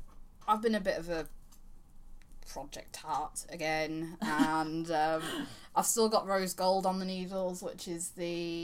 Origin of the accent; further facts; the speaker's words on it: Yorkshire and the Humber, United Kingdom; You're talking to someone from Yorkshire. We have a very special relationship with the letter T and the letter H.